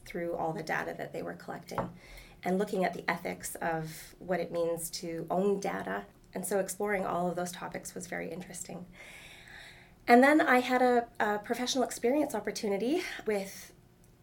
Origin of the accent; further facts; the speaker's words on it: Prince George, British Columbia, Canada; I'm from Prince George